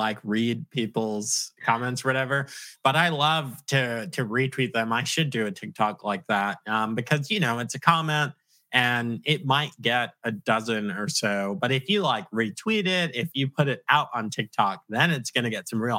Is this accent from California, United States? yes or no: no; Virginia, United States; also born or lived in Long Island, New York; I claim Virginia, but it's a secret that I'm actually from Long Island. But I mean, I'm a Virginia boy. I grew up here. We moved. I was a kid when we moved.